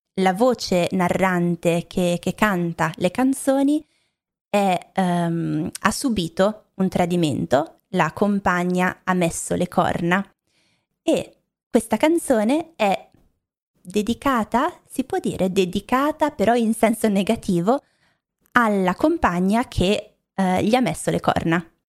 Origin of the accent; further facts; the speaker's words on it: Milan, Lombardy, Italy; also born or lived in Rome; Io non sono romana, non sono di Roma, ma ehm, sono di Milano o vicino a Milano